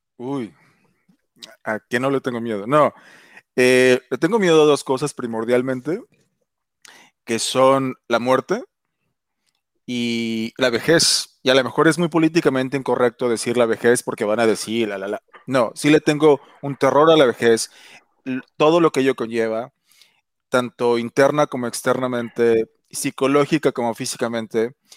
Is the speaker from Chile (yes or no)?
no; Mexico; moved away; soy mexicano y, adoro México